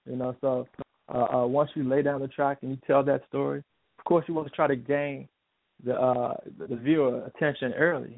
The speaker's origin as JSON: {"language": "English", "town": "Washington", "region": "District of Columbia", "country": "United States", "said": "I'm from Washington D.C. area"}